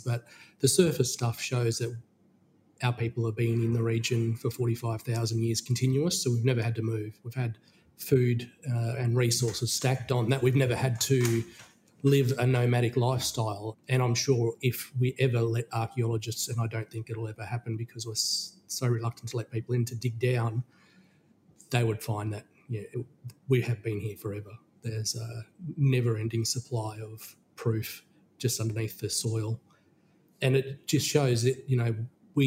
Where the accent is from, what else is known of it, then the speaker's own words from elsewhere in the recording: Australia; moved away; my hometown of Midindi